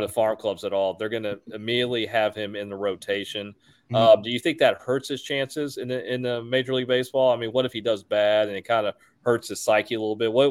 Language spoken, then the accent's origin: English; Houston, Texas, United States; I say we because I'm from Houston.